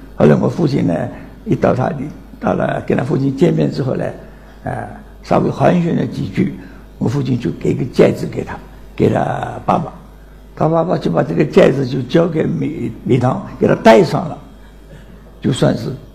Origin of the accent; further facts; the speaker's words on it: Nancheng, Jiangxi, China; moved away; 今年九十二岁，江西南城人